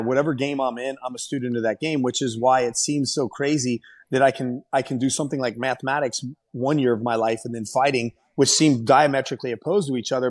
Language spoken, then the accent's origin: English; Ohio, United States; Columbus when, when I fought and won in my home state